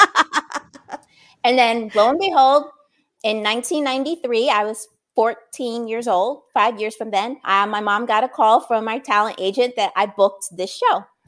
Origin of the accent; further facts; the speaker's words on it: New Brunswick, New Jersey, United States; I grew up in New Brunswick, New Jersey